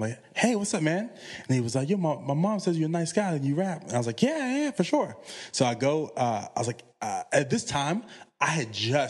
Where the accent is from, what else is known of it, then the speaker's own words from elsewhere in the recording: Chesterfield, Virginia, United States; And I'm from Chesterfield, which is right outside of Richmond. But you're talking about I'm maybe 15 minutes away from Petersburg.